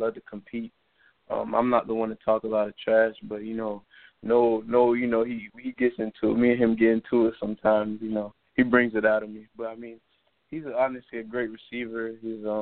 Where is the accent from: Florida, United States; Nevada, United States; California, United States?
Florida, United States; Miami; growing up in Miami